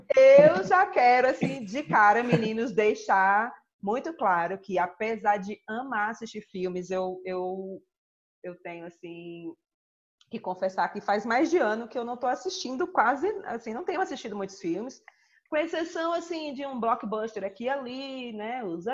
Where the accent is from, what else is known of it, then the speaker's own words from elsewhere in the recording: Northeast Region, Brazil; eu como boa nordestina